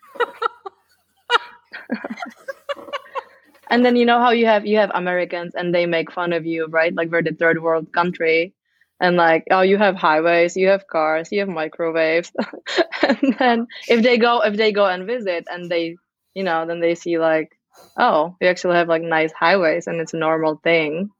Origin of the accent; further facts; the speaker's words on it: Czechia; moved away as an adult; also born or lived in Amsterdam, Netherlands; now in United States; I am from the Czech Republic. I moved to the US when I was 21 as a living nanny